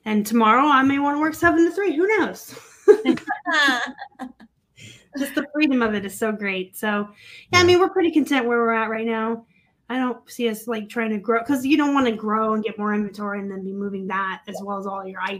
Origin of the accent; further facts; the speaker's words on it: Tucson, Arizona, United States; also born or lived in Pennsylvania; I kind of want to go home. I'm from Tucson.